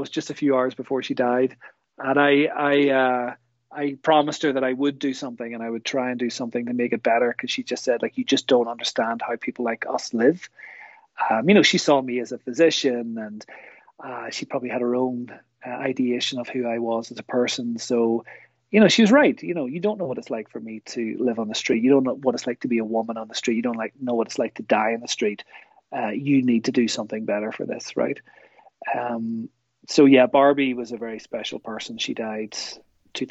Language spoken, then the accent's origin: English; Kilkeel, Northern Ireland, United Kingdom; moved away as an adult; also born or lived in Newry / Newcastle, County Down / Belfast; now in Canada; I grew up, I was born in Newry, and I grew up sort of Kilkeel area, sort of South Down